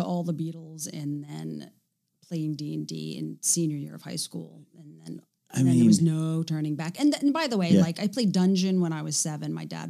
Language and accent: English; New York, United States; I'm a New Yorker.